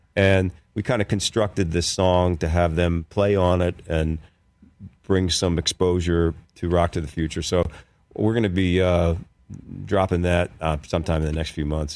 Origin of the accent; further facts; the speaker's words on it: Philadelphia, Pennsylvania, United States; moved away as an adult; also born or lived in New York; I grew up in Philadelphia, went to school in Philadelphia